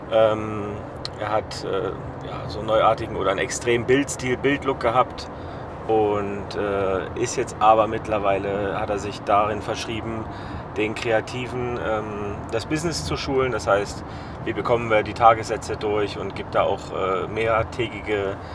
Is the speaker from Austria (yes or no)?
no; Zermatt, Valais, Switzerland; Klar, ähm, Schweiz eignet sich natürlich perfekt, also gerade da, wo ich herkomme, äh, wo ich herkam, ähm, das war Zermatt, da habe ich gelebt, also landschaftlich sehr wunderschön.